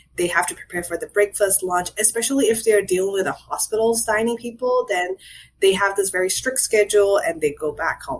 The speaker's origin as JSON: {"language": "English", "country": "Myanmar", "moved": "yes", "lives_now": "Philadelphia, United States", "said": "I'm from Burma"}